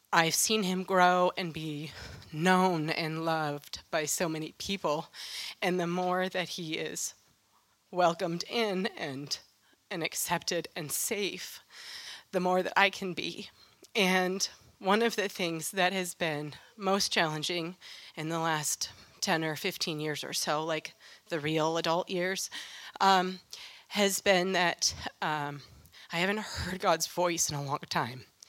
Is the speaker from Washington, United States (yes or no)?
no; Western New York State, United States; I grew up in Western New York State